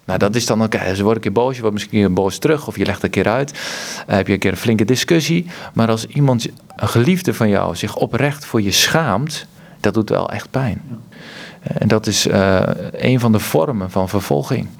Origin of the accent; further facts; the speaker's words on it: Kampen, Overijssel, Netherlands; bij Kampen, waar ik vandaan kom